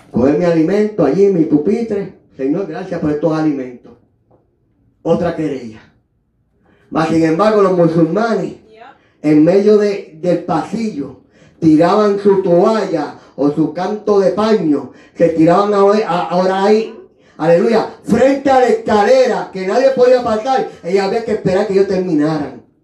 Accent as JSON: {"language": "Spanish", "country": "Puerto Rico", "moved": "yes", "said": "Ahí en Buffalo, New York, yo tuve que, aleluya, como llegué de Puerto Rico, aleluya, y cogí ayuda de gobierno"}